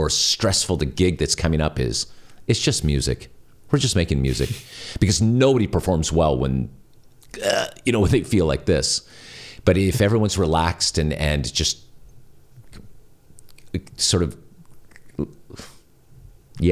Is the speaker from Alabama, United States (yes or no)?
no; California, United States; I'm from California